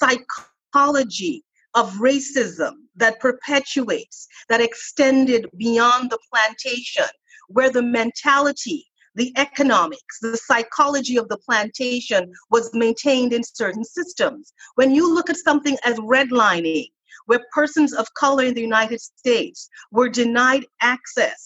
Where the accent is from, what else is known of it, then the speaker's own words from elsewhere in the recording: Toronto, Ontario, Canada; moved away; I grew up in Canada in the 70s